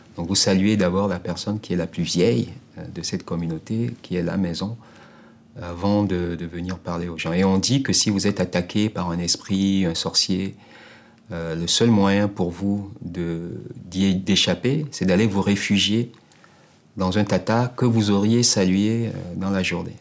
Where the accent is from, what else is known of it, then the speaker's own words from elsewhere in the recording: Togo; togolais, donc quelqu'un de chez eux, en réalité mec du Sud